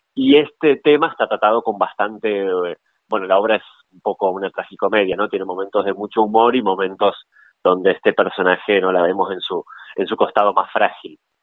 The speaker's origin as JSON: {"language": "Spanish", "town": "Gualeguay", "region": "Entre Ríos", "country": "Argentina", "said": "nosotros somos de Entre Ríos, de la ciudad de Gualeguay"}